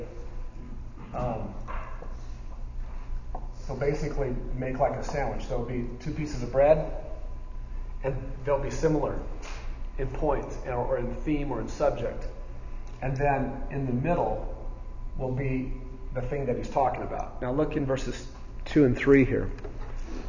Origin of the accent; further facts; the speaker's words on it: United States; American Christians